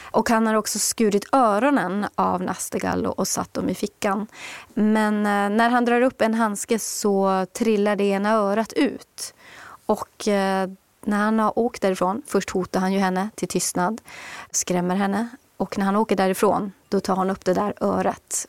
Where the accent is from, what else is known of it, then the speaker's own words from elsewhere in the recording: Kiruna, Norrbotten County, Sweden; moved away as an adult; also born or lived in Nedre Soppero; now in Stockholm, Sweden; jag är själv född och uppvuxen i Kiruna och bodde där tills jag var 27 och sen flyttade jag ner hit.